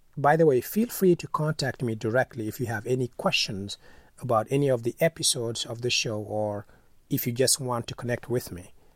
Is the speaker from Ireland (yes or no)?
no; Senegal; moved away; I'm originally from Senegal